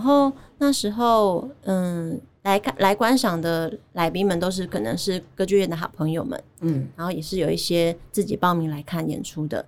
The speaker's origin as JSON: {"language": "Chinese", "region": "Chiayi", "country": "Taiwan", "tie": "born or raised there", "also_born_or_lived": "Kaohsiung / United States", "accent": "Taiwanese", "moved": "as an adult", "said": "我有舞蹈跟戏剧的背景，就是嗯，呃，我是嘉义土生土长，然后我是高中的时候念嘉义舞蹈舞蹈，诶，嘉义女中的舞蹈班嗯。那大学的时候在中山大学的剧场艺术学系当表演者"}